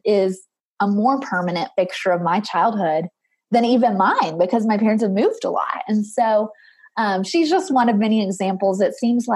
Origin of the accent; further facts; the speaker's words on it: Murfreesboro, Tennessee, United States; I'm from Murfreesboro, which you might know, but I just say Nashville because it's easier.